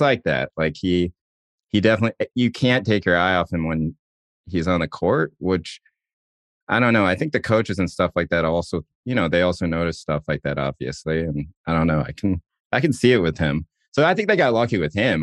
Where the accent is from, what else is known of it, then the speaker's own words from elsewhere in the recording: Chapel Hill, North Carolina, United States; me, are growing up in Chapel Hill and you're not white